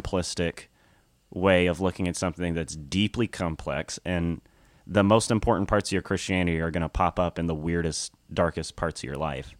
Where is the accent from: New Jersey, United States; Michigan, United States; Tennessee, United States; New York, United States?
Tennessee, United States; Nashville; moved away; I'm from Tennessee, Nashville, Tennessee